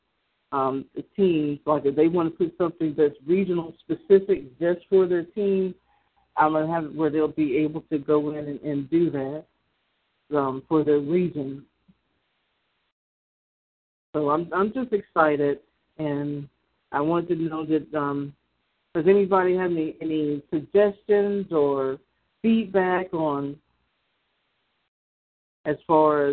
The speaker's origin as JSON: {"language": "English", "region": "the South", "country": "United States", "said": "because I'm from the South."}